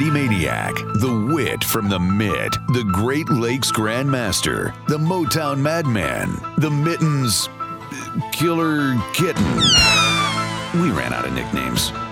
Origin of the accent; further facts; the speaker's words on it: Ireland; I'll have you know I am an Irishman.